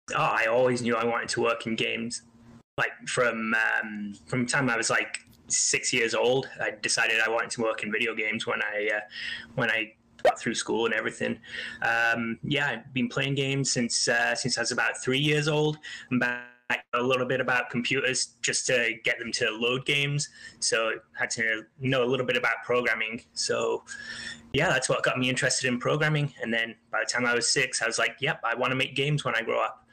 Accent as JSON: {"language": "English", "country": "Isle of Man", "tie": "born or raised there", "said": "I grew up on a small island just off the coast of England called the Isle of Man"}